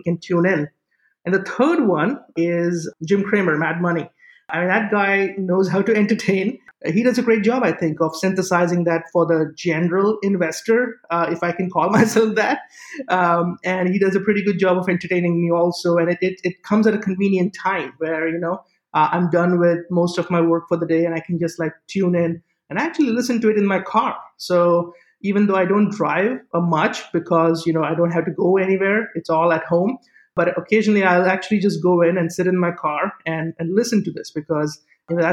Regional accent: Mumbai, Maharashtra, India; moved away; I was born and raised in Mumbai, or as it was called back then, Bombay

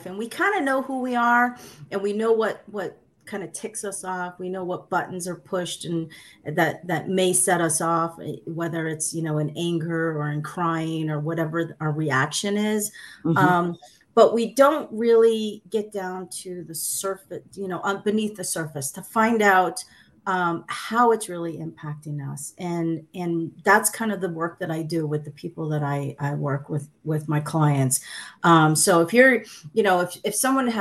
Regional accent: United States; English is a second language; My parents are Sicilian immigrants. They came to the United States in 1961. I was born in 65.

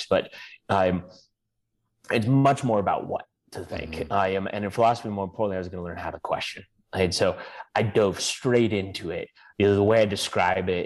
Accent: Blaine, Washington, United States; also born or lived in Vancouver, Canada; grew up in the U.S. in a small town called Blaine, Washington

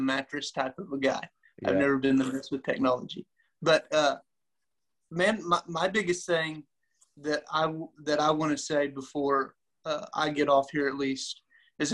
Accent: Arkansas, United States; moved away; So I went back to Arkansas for the first time in like a good while

